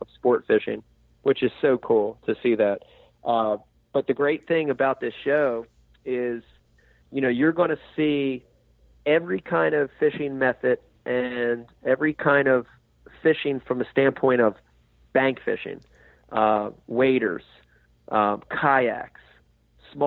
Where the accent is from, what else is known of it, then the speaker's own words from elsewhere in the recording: New Jersey, United States; growing up in New Jersey